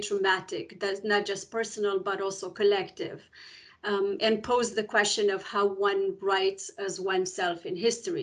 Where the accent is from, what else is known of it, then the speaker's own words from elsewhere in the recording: Romania; first language Romanian; English is a second language; moved away; I came from Romania in 1989 in a family of political dissidents